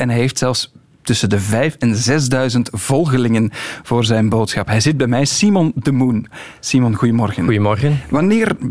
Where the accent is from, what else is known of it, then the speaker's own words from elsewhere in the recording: Hasselt, Flanders, Belgium; Ik ben geboren in Hasselt.